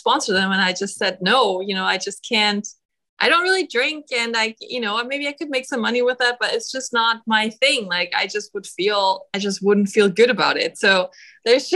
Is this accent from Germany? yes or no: yes; Germany; moved away; my home country, Germany